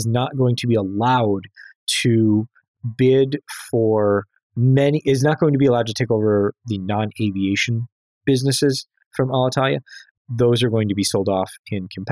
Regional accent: Chicago, Illinois, United States; being a Chicagoan

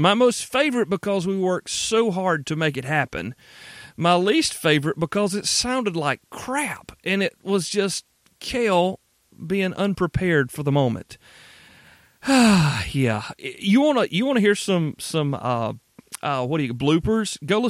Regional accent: Southeast, United States; growing up in the Southeast, there's a lot of things that we took for granted as younger people, children. I'm 41 now.

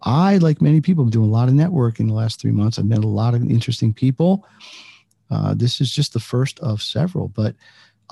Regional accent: United States; being American

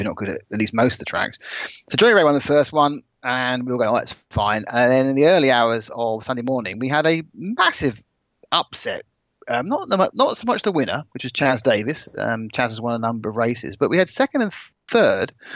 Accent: United Kingdom; I'm British

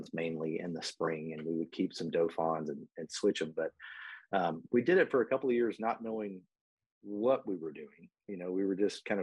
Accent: Dallas, Texas, United States; also born or lived in Abilene, Texas; We moved to Dallas when I was a child

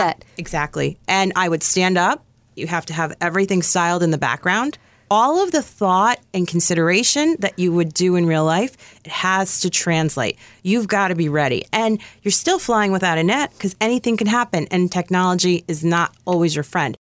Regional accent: New York, United States; I'm from New York.

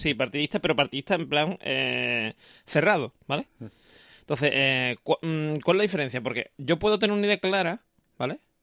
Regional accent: Seville, Andalusia, Spain; yo cuando era chico, por ejemplo, la gente aquí en Sevilla me decía que si yo era de fuera, no sé qué, porque tenía poco acento

